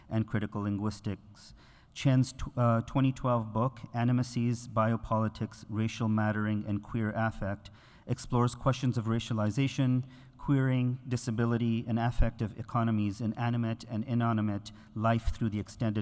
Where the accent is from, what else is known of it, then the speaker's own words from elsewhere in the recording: Canada; I am, as a Canadian